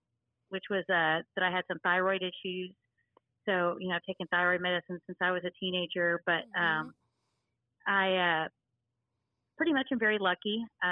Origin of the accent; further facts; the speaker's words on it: Fort Worth, Texas, United States; born there; now in Mineral Wells, United States; I currently live in Mineral Wells, Texas. I was born in Fort Worth, Texas, and my dad was in the military, so we moved around a little bit.